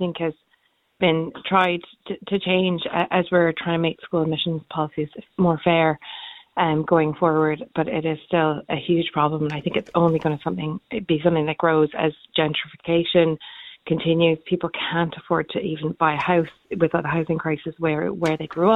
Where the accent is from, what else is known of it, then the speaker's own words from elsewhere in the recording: Canada; now in Ireland; I'm Canadian. I grew up in Canada and I live here now